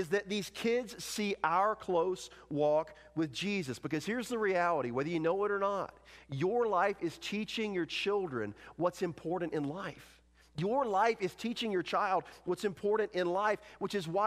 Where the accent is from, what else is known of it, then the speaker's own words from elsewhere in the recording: North Carolina, United States; moved away; I am originally from North Carolina